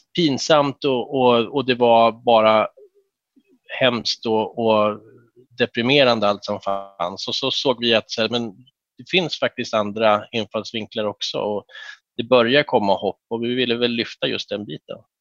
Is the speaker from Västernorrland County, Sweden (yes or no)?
yes; Härnösand, Västernorrland County, Sweden; moved away as an adult; also born or lived in Uppsala; jag är född i Härnösand 76 eh, och eh, växte upp där